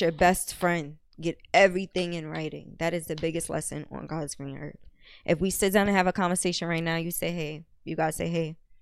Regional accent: Jamaica; I'm Jamaican

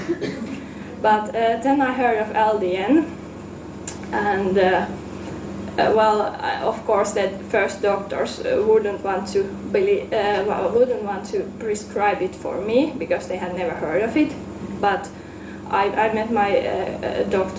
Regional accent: Finland; now in Amsterdam, Netherlands; I'm from Finland, though I currently live in Amsterdam.

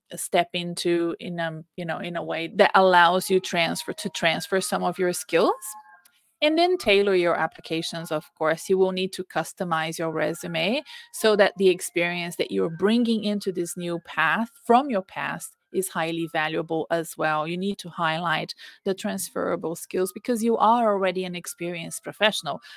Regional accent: Brazil; moved away; I'm Brazilian. When I go back to Brazil, I'm often like, oh, I don't know these words or this way of talking

